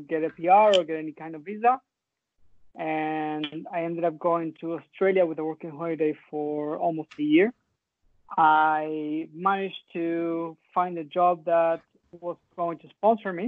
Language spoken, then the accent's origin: English; Argentina; moved away as an adult; also born or lived in Canada; I lived in Argentina until I was 25, but I never liked it